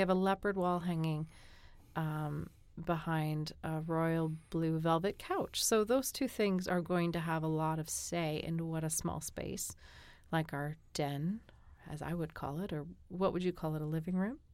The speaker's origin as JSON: {"language": "English", "region": "New England", "country": "United States", "also_born_or_lived": "Korea", "moved": "yes", "said": "I'm from New England"}